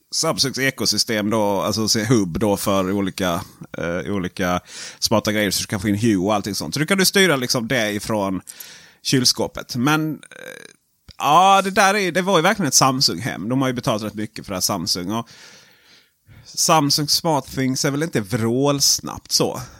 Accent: Sweden; jag är svensk

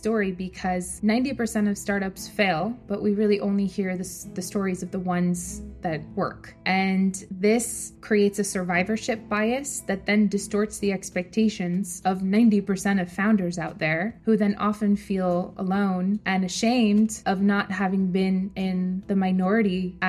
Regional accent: New York, United States; moved away as an adult; also born or lived in San Francisco; I'm originally from New York, and like any good New Yorker, I decided to study finance and work on Wall Street.

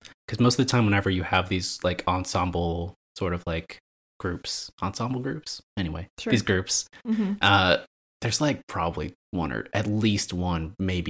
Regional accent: United States; as an American

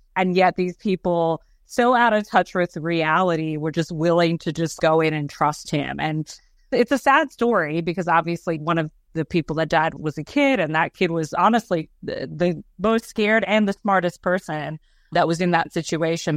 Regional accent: Australia; moved away; I grew up in Australia

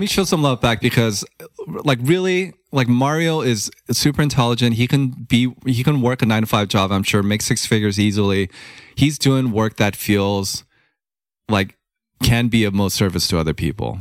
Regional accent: Los Angeles, California, United States; growing up in Hollywood and, you know, immigrant family

